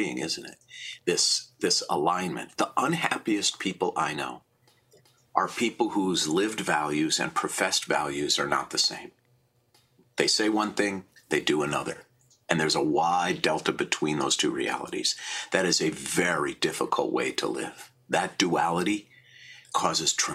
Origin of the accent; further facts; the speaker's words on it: Minneapolis, Minnesota, United States; I was born in Minneapolis in 1960